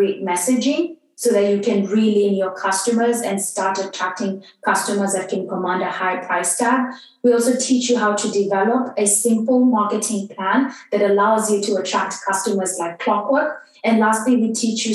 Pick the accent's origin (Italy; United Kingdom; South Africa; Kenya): Kenya; I grew up in Kenya, and Kenyan is a very patriarchal society